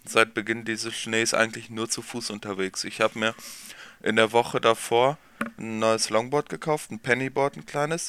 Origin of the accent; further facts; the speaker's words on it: neighbouring village of Nordwalde, North Rhine-Westphalia, Germany; Ich komme aus dem Nachbarort